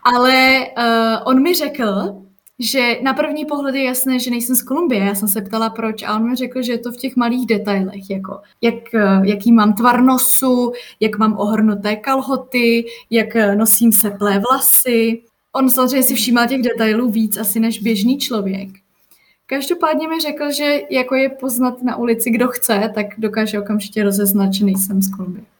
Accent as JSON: {"language": "Czech", "country": "Czechia"}